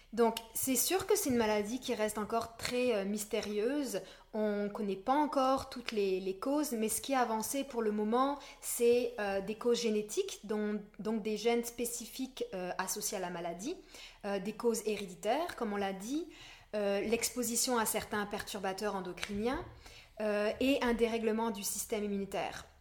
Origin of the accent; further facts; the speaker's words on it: France; moved away as an adult; also born or lived in Montreal, Quebec, Canada; now in Quebec, Canada; je viens de la France. J'ai fait un bac de psycho là-bas et ça fait dix ans maintenant que je suis ici.